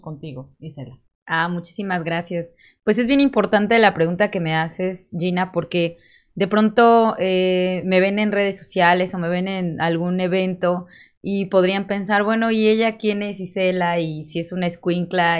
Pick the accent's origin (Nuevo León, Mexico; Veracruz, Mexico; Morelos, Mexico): Morelos, Mexico; Cuautla; now in Cuernavaca, Mexico; soy orgullosamente nacida en Cuautla, pero ahorita radico en Cuernavaca